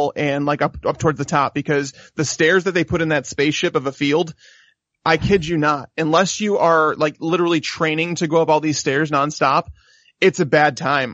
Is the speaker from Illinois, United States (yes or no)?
yes; Chicago, Illinois, United States; I'm from Chicago